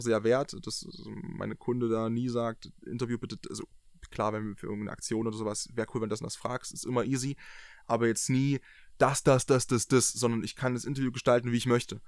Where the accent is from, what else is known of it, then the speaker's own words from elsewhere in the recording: near Dresden, Saxony, Germany; ich komme ja aus der Nähe von Dresden